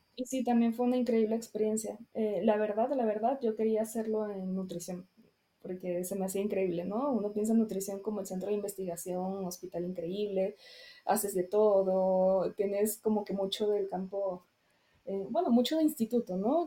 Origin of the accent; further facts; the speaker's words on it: Venezuela; moved away as an adult; also born or lived in Caracas; now in Mexico; soy venezolana, nací allá, vine aquí hace seis años.